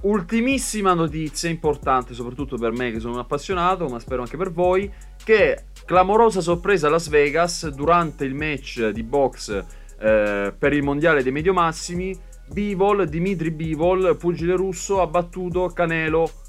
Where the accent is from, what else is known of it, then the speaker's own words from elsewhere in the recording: Brindisi, Apulia, Italy; io sono di Brindisi